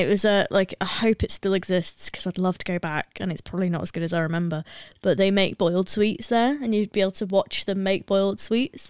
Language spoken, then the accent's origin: English; Lancashire, North West England, United Kingdom; I'm from Lancashire